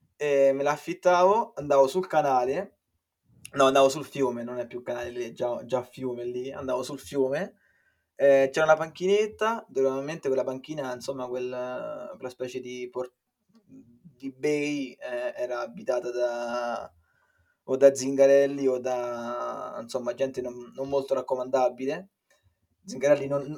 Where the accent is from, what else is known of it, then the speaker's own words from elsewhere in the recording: Viterbo, Lazio, Italy; moved away as an adult; now in Ireland; vengo da Viterbo